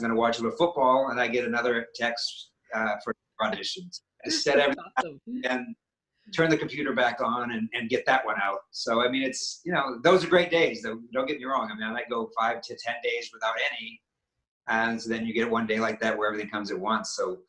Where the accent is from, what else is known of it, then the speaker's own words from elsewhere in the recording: Maine, United States; and I'm from New England, I'm from Maine, so yes, that one comes off for natural to me